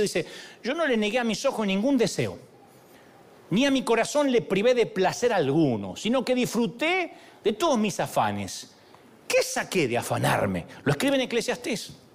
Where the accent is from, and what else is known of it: Argentina